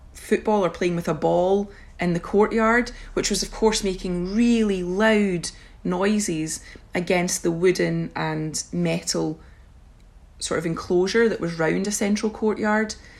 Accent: Scotland, United Kingdom; my presence as a Scottish, European young woman

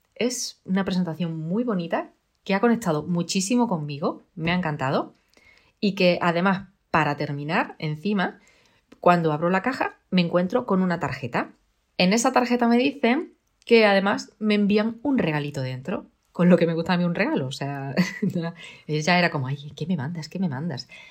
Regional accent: Extremadura, Spain; yo soy extremeña y aquí hay bellotas

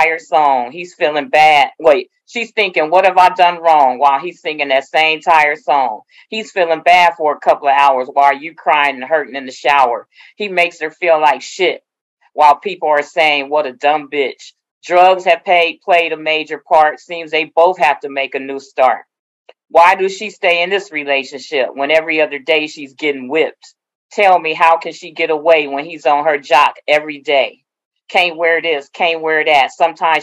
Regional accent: Oakland, California, United States; I'm from Oakland, born and raised

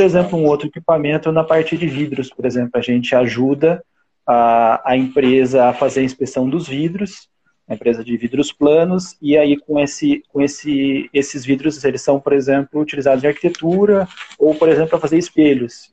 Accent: Curitiba, Paraná, Brazil; moved away as an adult; also born or lived in São José dos Campos / Germany; Eu, eu nasci em Curitiba, em 2004 eu fui para São José dos Campos

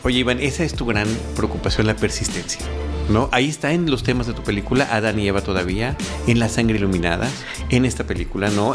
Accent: Campeche, Mexico; yo, soy de Campeche, mi familia es de Campeche

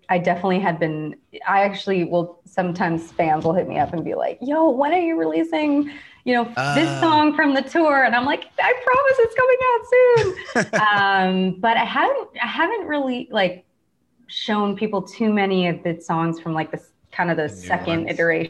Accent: Midwest, United States; kind of growing up in the Midwest, like I definitely had like a people pleasing part of myself

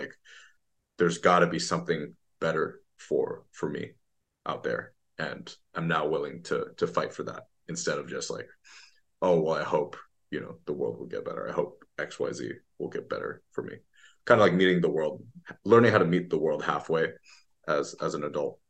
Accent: Beijing, China; also born or lived in Bay Area, United States; because I was born in the Bay Area. When I was six, I moved back to China. So between 6 to 18, I actually went to school in Beijing.

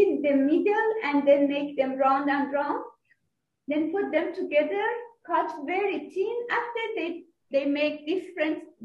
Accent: Iran; moved away as an adult; now in Abu Dhabi, United Arab Emirates; from Iran, and I lived

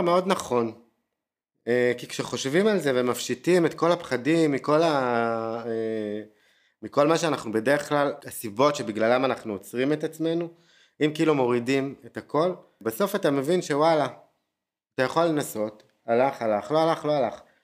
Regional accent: Tel Aviv, Tel Aviv District, Israel; moved away as an adult; אני תל אביבי ארטקור וחי את הברנג'ה

